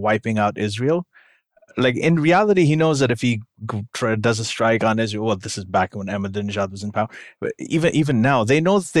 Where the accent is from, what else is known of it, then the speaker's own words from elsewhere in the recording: Saudi Arabia; moved away; I grew up in Saudi Arabia